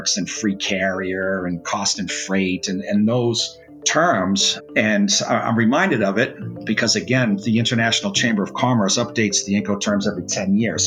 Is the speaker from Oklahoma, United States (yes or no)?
no; Massachusetts, United States; I'm originally from Massachusetts